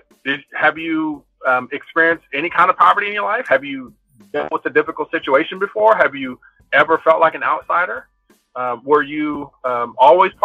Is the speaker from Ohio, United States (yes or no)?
no; Compton, California, United States; I'm from Compton and from the hood